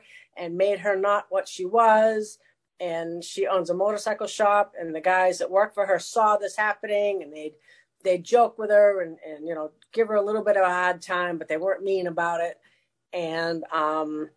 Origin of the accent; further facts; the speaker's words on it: New England, United States; I was born and raised in New England. You can probably tell by the funny accent.